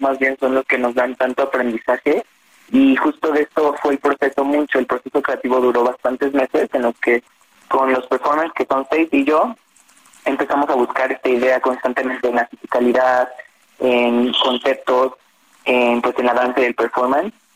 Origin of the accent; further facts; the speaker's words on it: Mexico; moved away; yo soy mexicano, apenas regresé a México justo en septiembre del año pasado y llevaba nueve años fuera